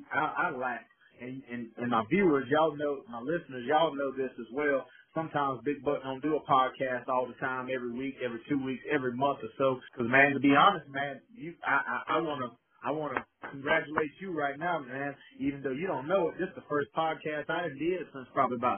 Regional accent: Kentwood, Louisiana, United States; I'm from the small town of Kentwood, Louisiana

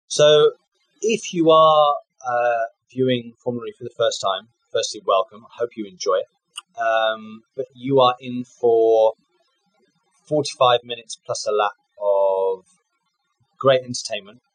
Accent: United Kingdom; for Jaguar as a British driver

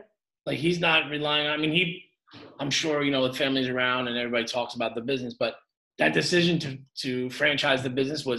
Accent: Long Island, New York, United States; I grew up on Long Island and they're everywhere, you know, near a golf course by like on the side of the LIE over there.

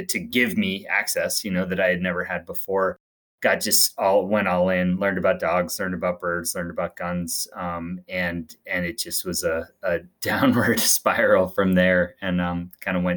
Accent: greater Boston, Massachusetts, United States; I grew up outside of Boston, greater Boston, in a suburban town.

